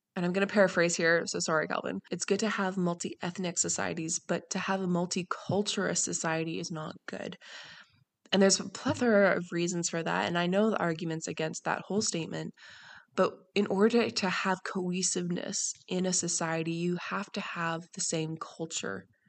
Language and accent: English; Canada; I grew up in Canada